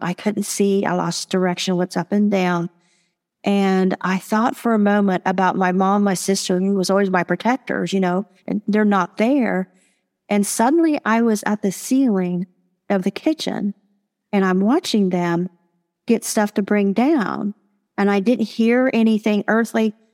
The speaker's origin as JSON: {"language": "English", "town": "Marietta", "region": "Ohio", "country": "United States", "tie": "born or raised there", "said": "I was born and raised in Marietta, Ohio."}